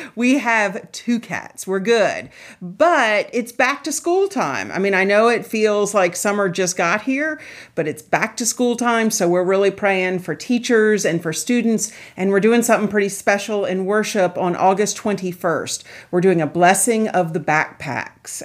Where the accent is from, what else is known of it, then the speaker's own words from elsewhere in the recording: Charleston, South Carolina, United States; I grew up in Charleston, South Carolina